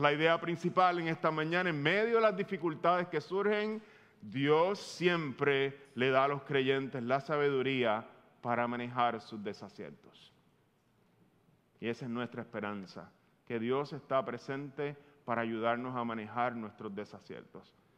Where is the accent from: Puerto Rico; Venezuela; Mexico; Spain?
Puerto Rico; tú y yo como boricua